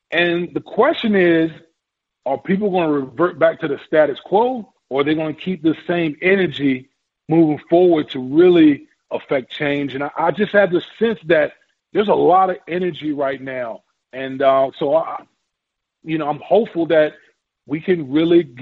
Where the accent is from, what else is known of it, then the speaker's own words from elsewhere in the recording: Richmond, Virginia, United States; that was a crazy crazy time in the '60s growing up in Richmond